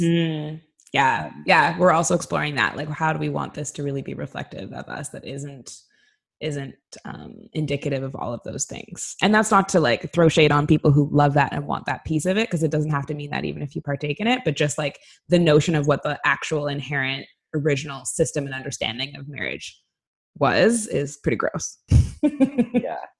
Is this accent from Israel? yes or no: no; Canada; moved away as an adult; now in Sweden; as a Canadian